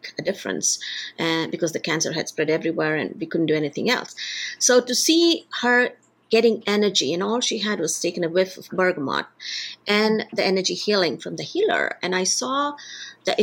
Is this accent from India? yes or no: yes; India; moved away as an adult; also born or lived in United States / United Kingdom; I'm originally from India